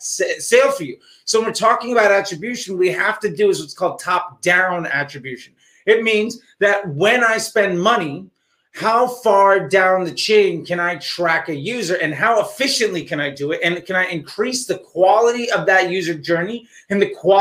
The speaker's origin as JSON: {"language": "English", "region": "East Coast of the United States", "country": "United States", "tie": "born or raised there", "said": "I remember as a kid growing up on the East Coast of the United States"}